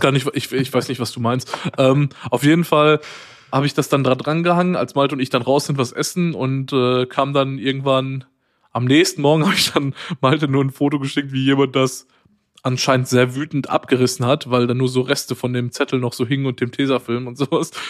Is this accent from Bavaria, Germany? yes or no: no; Waltrop, North Rhine-Westphalia, Germany; moved away as an adult; now in Cologne, Germany; ich komme ja eigentlich aus Waldrop, das ist neben Dortmund und studiere aber in Köln und wohne hier auch.